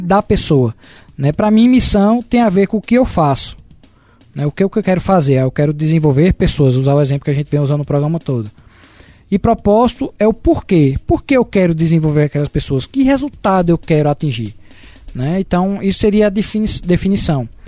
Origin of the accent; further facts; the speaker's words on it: Caruaru, Pernambuco, Brazil; nós somos de Caruaru